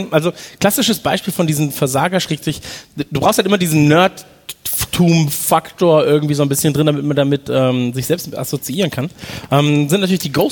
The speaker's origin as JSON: {"language": "German", "region": "East Germany", "country": "Germany", "said": "Weiß nicht, wenkt mir als Ossi funktioniert für mich nicht."}